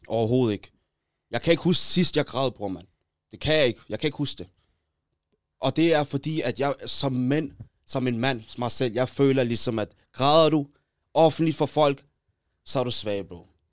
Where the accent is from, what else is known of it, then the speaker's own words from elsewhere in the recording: Taastrup, Capital Region of Denmark, Denmark; mig og J G, vi er fra Taastrup